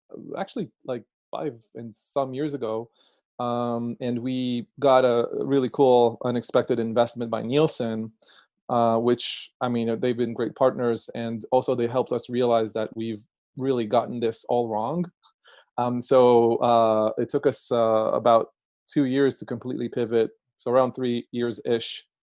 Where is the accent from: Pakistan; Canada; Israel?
Israel; now in Brooklyn, United States; as you can detect by my accent, I'm originally Israeli.